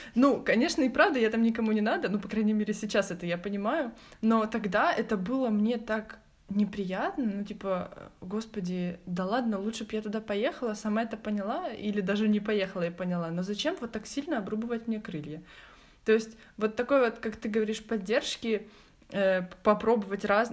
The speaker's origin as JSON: {"language": "Russian", "town": "Kryvyi Rih", "region": "Dnipropetrovsk Oblast", "country": "Ukraine", "tie": "born or raised there", "said": "Я лежала в больнице в городе Кривом Роге, откуда я родом"}